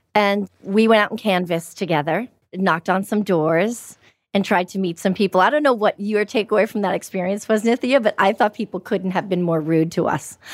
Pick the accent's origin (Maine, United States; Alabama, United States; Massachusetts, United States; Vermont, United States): Massachusetts, United States; Everett; I'm from a town called Everett, which was a little closer to the city